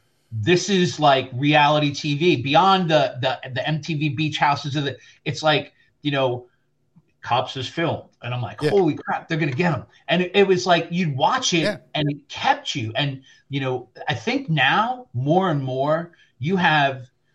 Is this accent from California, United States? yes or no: no; New York City, New York, United States; now in New Jersey, United States; I'm not originally from New Jersey. I'm originally from South Queens.